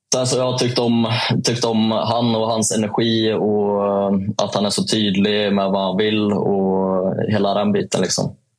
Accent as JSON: {"language": "Swedish", "town": "Säffle", "region": "Värmland", "country": "Sweden", "tie": "born or raised there", "accent": "Värmland dialect", "moved": "yes", "said": "en liten kille som kommer från Säffle"}